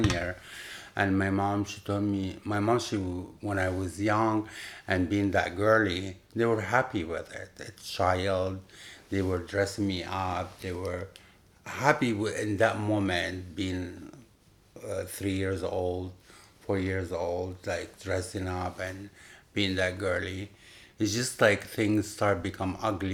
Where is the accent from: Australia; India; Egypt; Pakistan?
Egypt; Upper Egypt; English is a second language; moved away as an adult; also born or lived in Cairo, Egypt; now in New York, United States; I born and raised in Egypt. I moved here